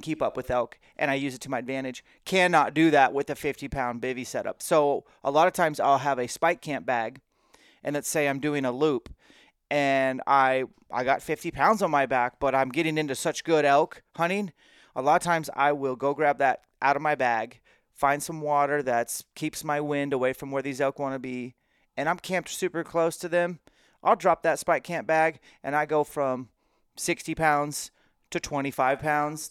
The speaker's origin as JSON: {"language": "English", "region": "Washington", "country": "United States", "said": "And you're a fellow Washingtonian, at least for the time being, and so am"}